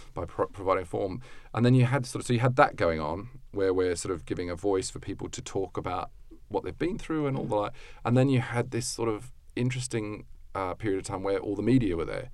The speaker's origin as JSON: {"language": "English", "country": "Australia", "moved": "as an adult", "said": "as an Australian"}